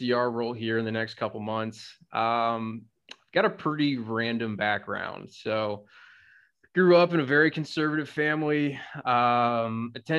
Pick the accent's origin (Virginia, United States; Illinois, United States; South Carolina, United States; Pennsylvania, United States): South Carolina, United States; moved away as an adult; also born or lived in Colorado / Wyoming; I'm from South Carolina